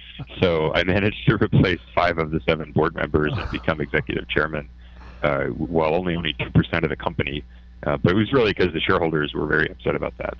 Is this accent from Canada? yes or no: yes; Canada; moved away as an adult; I'm Canadian